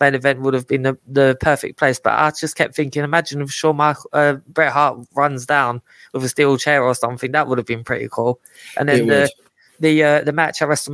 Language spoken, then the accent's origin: English; London, United Kingdom; I know I don't sound Scottish, but I am. I have a long heritage of it, but I was born in London.